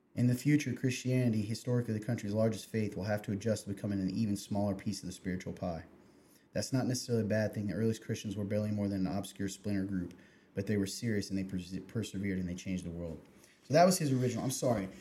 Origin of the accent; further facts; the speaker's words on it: Kentucky, United States; moved away; the Lexington Herald, my my home state